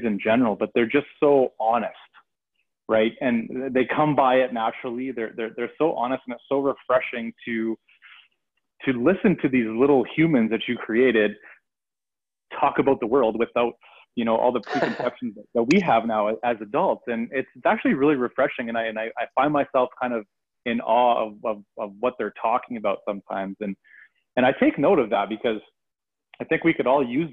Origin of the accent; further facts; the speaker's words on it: Canada; I am Canadian, so I have a .ca address